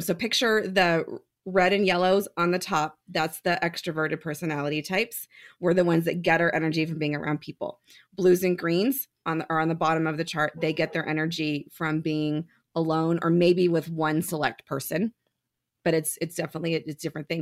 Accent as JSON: {"language": "English", "town": "San Jose", "region": "California", "country": "United States", "tie": "born or raised there", "moved": "as an adult", "lives_now": "Reno, United States", "said": "I was born and raised in San Jose"}